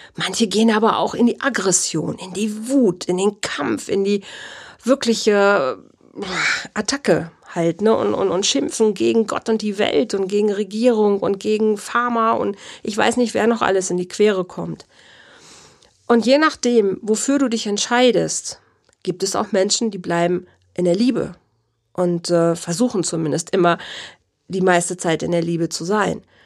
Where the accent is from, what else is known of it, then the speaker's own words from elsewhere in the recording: Germany; Bei uns in Deutschland